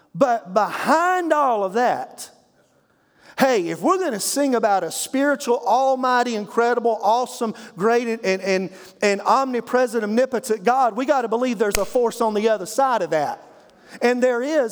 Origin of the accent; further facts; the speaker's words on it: Eastern North Carolina, United States; I grew up in Eastern North Carolina